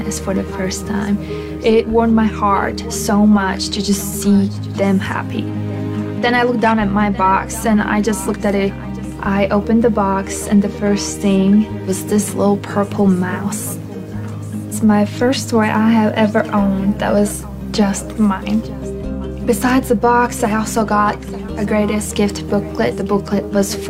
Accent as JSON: {"language": "English", "country": "Latvia", "said": "I'm from Latvia."}